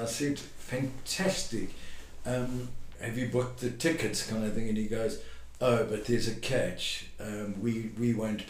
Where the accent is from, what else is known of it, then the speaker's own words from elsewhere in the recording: Durban, KwaZulu-Natal, South Africa; now in Australia; I'm from Durban, South Africa.